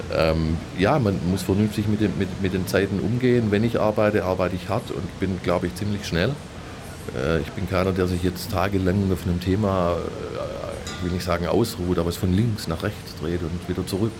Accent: Stuttgart, Baden-Württemberg, Germany; also born or lived in Andalusia; Ich bin hier geboren, ich lebe hier, habe die meiste Zeit meines Lebens in Stuttgart verbracht. Ähm, und ich bin Stuttgarter

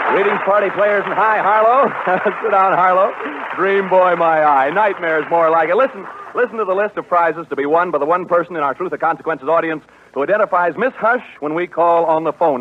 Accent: Cicero, Illinois, United States; From Cicero.

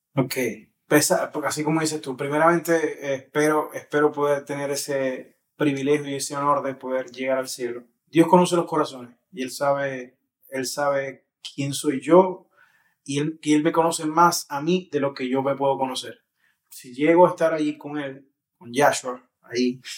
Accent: Maracaibo, Zulia, Venezuela; soy latino, soy maracucho y soy maravino

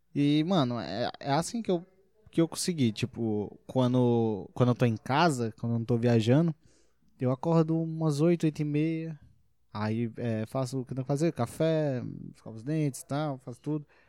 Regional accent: Brasília, Federal District, Brazil; Eu sou de Brasília

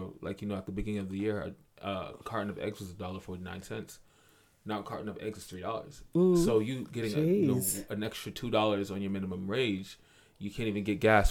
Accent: Boston, Massachusetts, United States; from Boston.

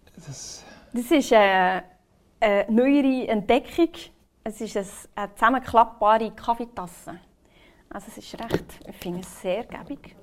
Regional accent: Bern, Switzerland; ich bin aus Bern.

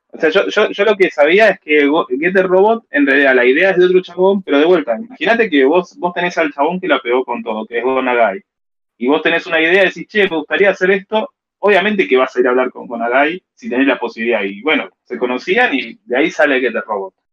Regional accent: Argentina

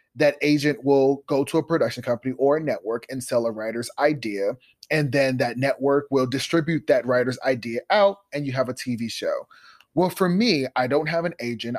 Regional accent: Columbus, Ohio, United States; I grew up in Columbus, Ohio with little resources and big dreams

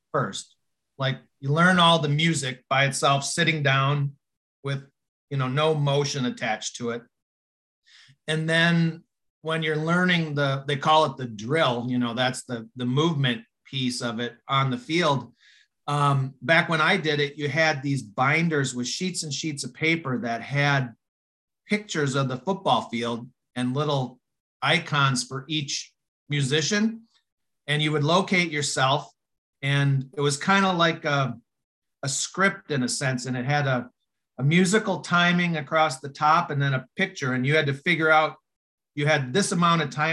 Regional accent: Upper Michigan, United States; I grew up in Upper Michigan, so football was a big thing up there

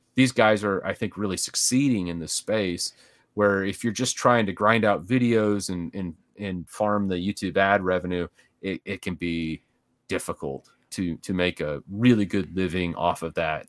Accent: Midwest, United States; moved away as an adult; now in Dallas-Fort Worth, United States; I actually grew up in the Midwest

